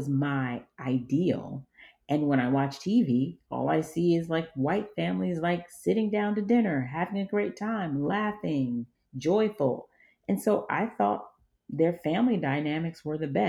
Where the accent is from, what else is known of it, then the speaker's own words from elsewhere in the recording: Georgia, United States; I was raised in Georgia by an East African father, West African mother, and an African community